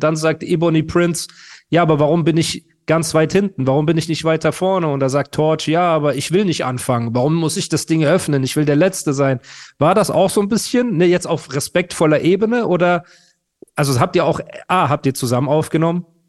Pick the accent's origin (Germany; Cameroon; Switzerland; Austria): Germany; Heidelberg, Baden-Württemberg; ich komme aus Heidelberg